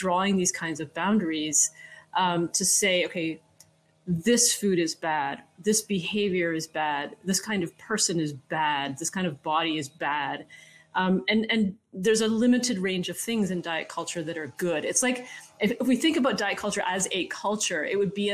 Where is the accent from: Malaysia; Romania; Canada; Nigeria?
Canada; I'm from Canada